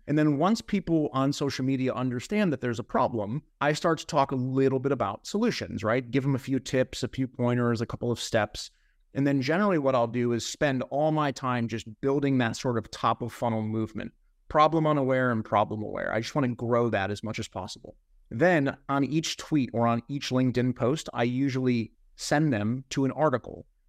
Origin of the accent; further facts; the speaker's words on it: Ohio, United States; I'm a guy from the Midwest part of the United States. Like, I'm from Ohio, and everyone's real nice where I'm from.